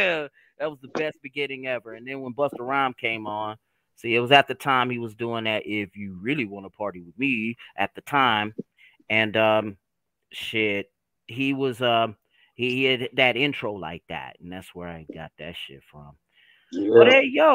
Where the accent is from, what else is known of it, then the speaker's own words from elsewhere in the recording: Oklahoma, United States; I'm from Oklahoma.